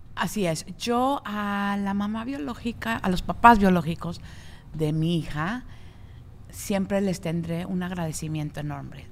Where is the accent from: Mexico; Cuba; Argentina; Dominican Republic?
Mexico; moved away; en México, de donde soy yo